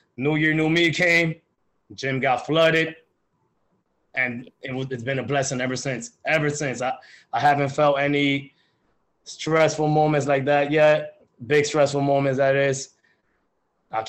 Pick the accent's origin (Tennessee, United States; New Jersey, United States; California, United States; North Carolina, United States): New Jersey, United States; I'm from New Jersey, you know, the weather gets cold out here.